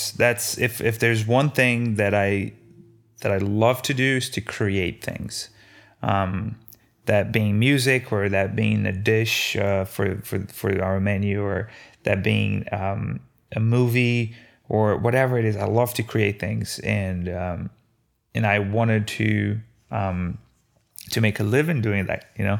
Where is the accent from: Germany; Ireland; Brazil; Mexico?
Brazil; now in United States; Every day growing up in Brazil, we had simple meals done right.